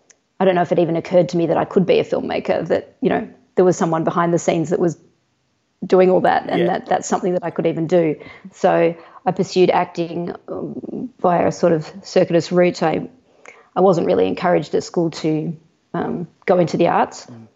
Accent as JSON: {"language": "English", "town": "Geelong", "region": "Victoria", "country": "Australia", "tie": "born or raised there", "lives_now": "Melbourne, Australia", "said": "my experience growing up in Geelong was that it felt like an overgrown country town"}